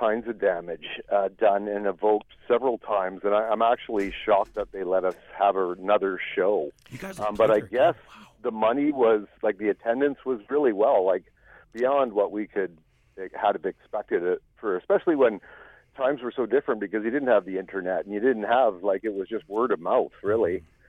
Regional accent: Victoria, British Columbia, Canada; also born or lived in Vancouver; I'm born and raised in Victoria, B.C. here, the capital city of British Columbia.

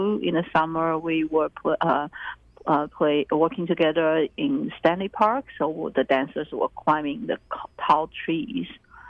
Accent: Taiwan; moved away; I basically started the ensemble just because I was new here. I came from Taiwan, and I came in 1994

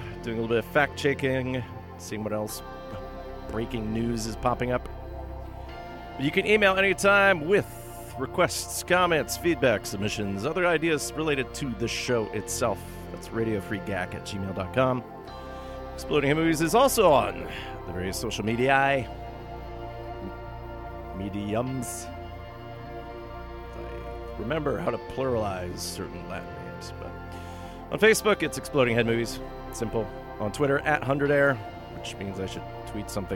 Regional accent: Thunder Bay, Ontario, Canada; now in Vancouver, Canada; my hometown of Thunder Bay

